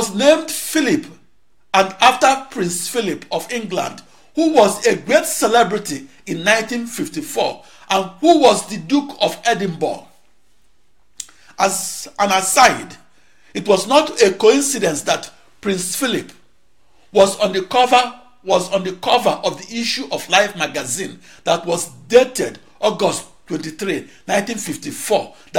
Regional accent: Akure, Ondo, Nigeria; born there; I began my journey along a small road in Akure, Nigeria that was named Okemeso Street.

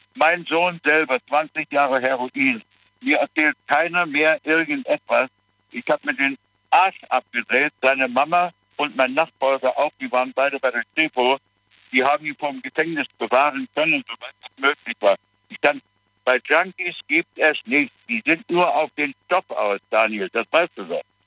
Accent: Dresden, Saxony, Germany; moved away; nicht in Dresden. Da bin ich geboren

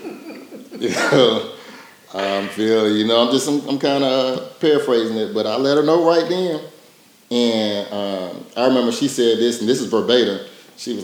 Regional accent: Portsmouth, Virginia, United States; moved away as an adult; also born or lived in Tennessee; I'm from Portsmouth, Virginia, originally, and came out here for college at TSU

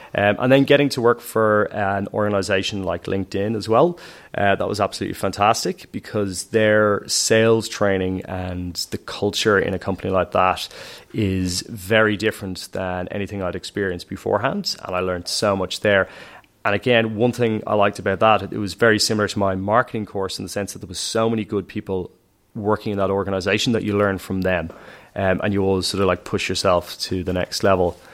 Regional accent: Dublin, Leinster, Ireland; I grew up on Lansdowne Road as well, opposite the stadium

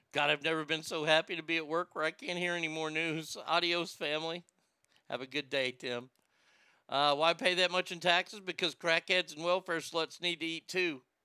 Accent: United States; I'm an American

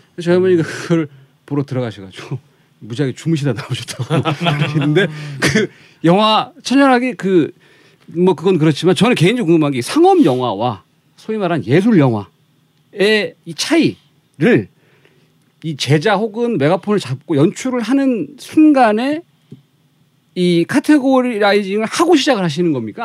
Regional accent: Daejeon, South Korea; moved away; 대체 고향이 대전이거든요

